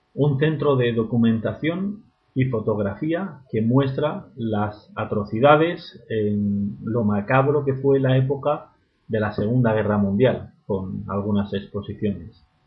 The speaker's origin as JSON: {"language": "Spanish", "town": "Murcia", "region": "Region of Murcia", "country": "Spain", "also_born_or_lived": "Berlin", "said": "Murcia, que es la ciudad de donde, de donde soy"}